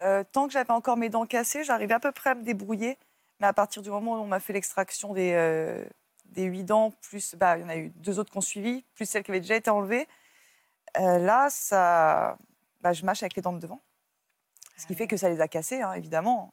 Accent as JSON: {"language": "French", "town": "Paris", "region": "Île-de-France", "country": "France", "moved": "yes", "said": "je viens de Paris et puis après, je suis partie vivre en campagne"}